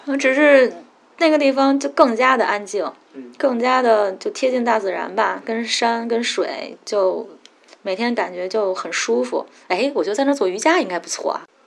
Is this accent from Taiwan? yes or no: no; Beijing, China; moved away as an adult; now in Yangshuo, China; 从小在北京待着，然后就是上学，考试，考大学，在上班儿就那么一步一步来嘛